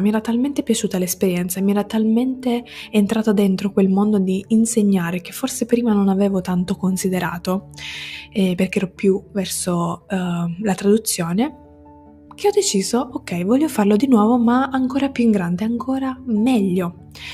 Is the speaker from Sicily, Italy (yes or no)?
yes; Sicily, Italy; moved away as an adult; now in Turin, Italy; Quindi sono siciliana, come detto prima, ma non vivo in Sicilia, o almeno non più. Ci ho vissuto per i primi diciannove anni della mia vita